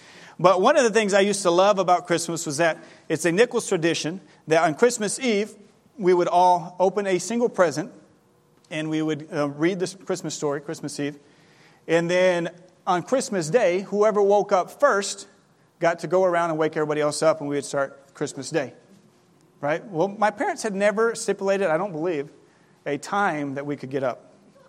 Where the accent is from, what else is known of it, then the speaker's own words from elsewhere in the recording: Ribeirão Preto, São Paulo, Brazil; moved away; I grew up in Brazil. This time of year in Brazil, it is not cold, it is not snowy, it is hot. Right now, today, I saw that in Ribeirão Preto, where we lived before we came up, it is 95 degrees